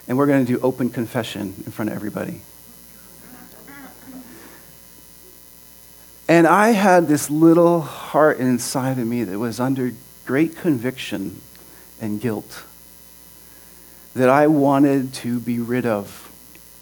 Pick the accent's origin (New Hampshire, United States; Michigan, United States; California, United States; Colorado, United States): New Hampshire, United States; Hampton; also born or lived in Exeter, New Hampshire; I grew up on the seacoast of New Hampshire. Anyone ever been to Hampton Beach? That's where I'm from. That's where I grew up.